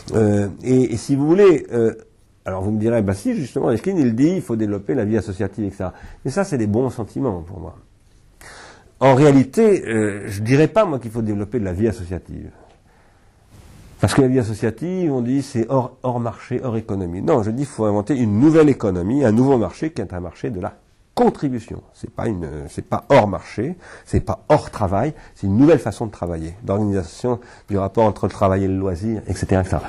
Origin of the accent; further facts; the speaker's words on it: Sarcelles, Île-de-France, France; quand j'étais petit, moi, j'habitais à Sarcelles